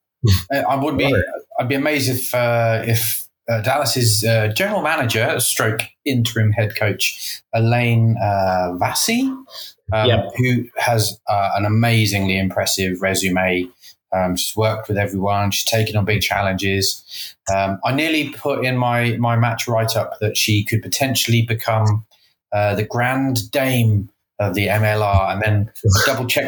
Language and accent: English; United Kingdom; now in Austin, United States; As a Brit